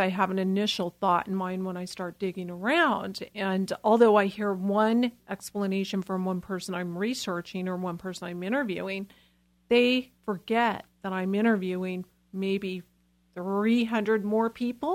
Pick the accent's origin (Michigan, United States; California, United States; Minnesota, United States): California, United States; Los Angeles; I'm from Los Angeles